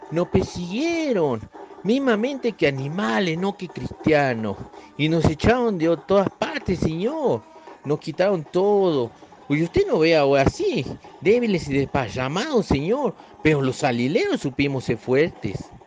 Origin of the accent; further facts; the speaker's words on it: northern Argentina, Argentina; accent: northern Argentine; mi pobre acento del norte de la Argentina